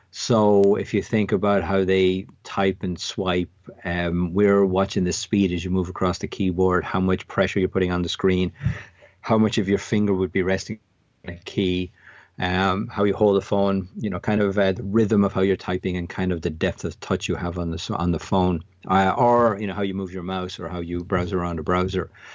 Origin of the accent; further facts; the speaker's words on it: an hour outside Dublin, Leinster, Ireland; I grew up in Southern Ireland, uh, about an hour outside Dublin.